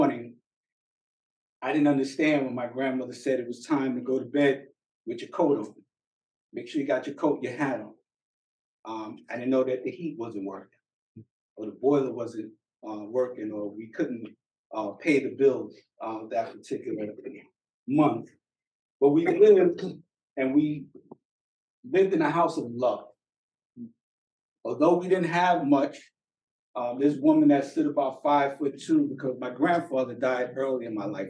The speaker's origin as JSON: {"language": "English", "town": "New York City", "region": "New York", "country": "United States", "tie": "born or raised there", "said": "I was born and raised in Brooklyn"}